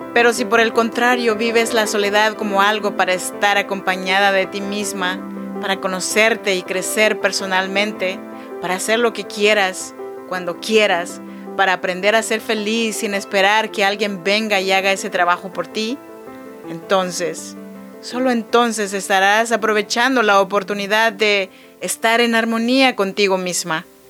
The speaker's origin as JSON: {"language": "Spanish", "area": "Chinantec region", "region": "Oaxaca", "country": "Mexico", "tie": "born or raised there", "moved": "yes", "lives_now": "Sacramento, United States", "said": "Yo soy nacida en Oaxaca, México, en la región chinanteca, pero yo vivo y produzco este podcast desde Sacramento, California."}